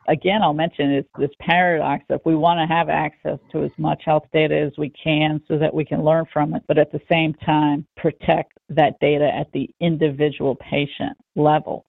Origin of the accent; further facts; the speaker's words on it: United States; especially as American citizens